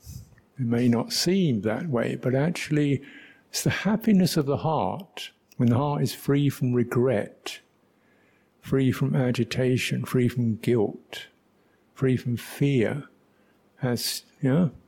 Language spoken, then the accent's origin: English; London, United Kingdom; I was brought up in London